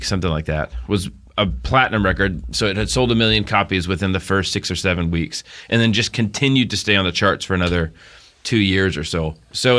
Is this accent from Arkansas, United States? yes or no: yes; Little Rock, Arkansas, United States; We were all kids who grew up in Southern Baptist world. We grew up in Little Rock.